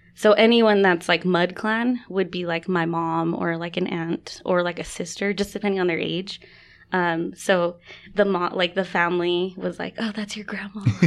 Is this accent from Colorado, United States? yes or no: no; West Valley City, Utah, United States; also born or lived in Arizona; I'm Dene from Denhotse, Arizona. Um, and then I grew up here in West Valley